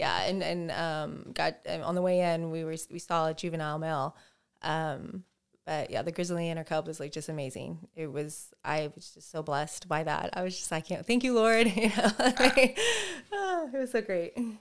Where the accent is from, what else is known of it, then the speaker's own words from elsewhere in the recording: Oklahoma, United States; I'm very glad I grew up in Oklahoma